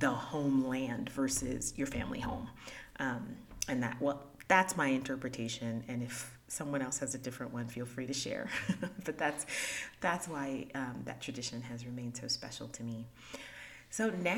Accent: Haiti; moved away; I was born in Haiti

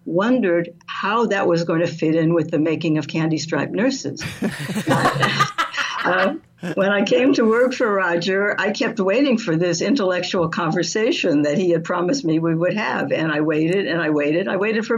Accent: Southern California, United States; I grew up in Southern California

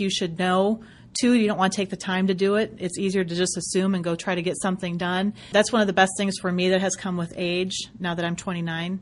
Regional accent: Western Michigan, United States; moved away; It's my home, my hometown. So hello, Michiganders.

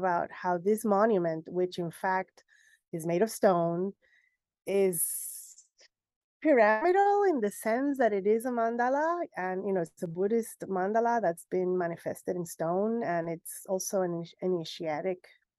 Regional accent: Puerto Rico; I'm from Puerto Rico, and being from the Caribbean and being specifically from Puerto Rico

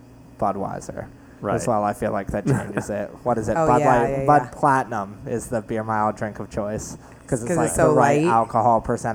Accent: New York City, New York, United States; I grew up in Battery Park

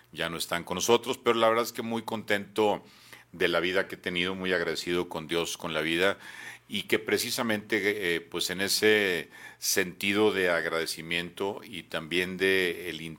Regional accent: Durango, Mexico; Soy duranguense de cepa, de nacimiento y tal vez hasta el final de mis días espero poderlos pasar aquí en, en mi tierra, en la que aquí nací, aquí viví, aquí estudié.

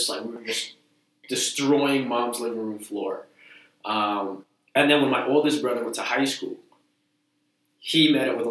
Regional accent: Lynn, Massachusetts, United States; also born or lived in Malden, Massachusetts; I was born in Malden, but I was raised in Lynn

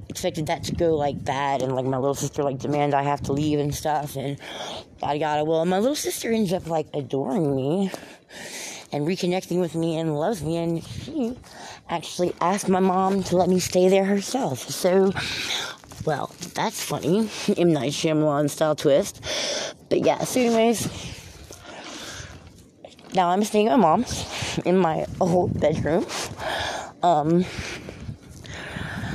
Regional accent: Sulphur, Louisiana, United States; I'm from, born and raised in Sulphur, Louisiana.

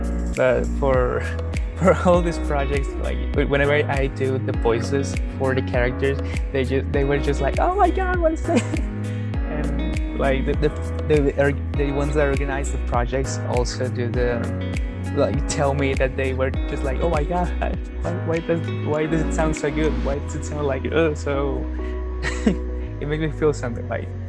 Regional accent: Mexico; I mean, I am from Mexico, like just very far away from where you live.

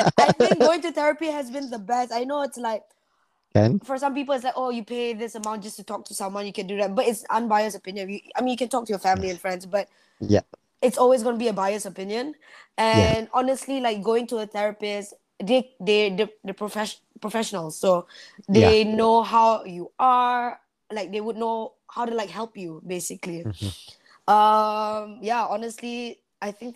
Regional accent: Sarawak, Malaysia; I'm from Sarawak

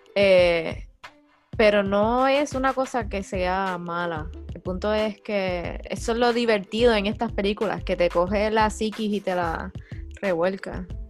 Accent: Cabo Rojo, Puerto Rico; vengo con palabras de Cabo Rojo

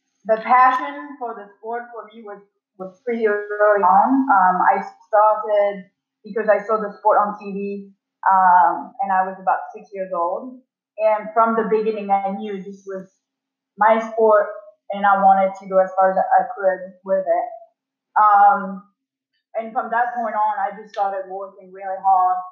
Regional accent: France; moved away as an adult; also born or lived in Paris / Sydney / London; I'm originally from France. I grew up in France

